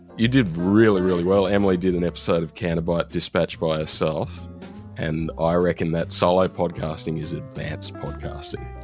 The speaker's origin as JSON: {"language": "English", "region": "New South Wales", "country": "Australia", "tie": "born or raised there", "said": "my home state of New South Wales"}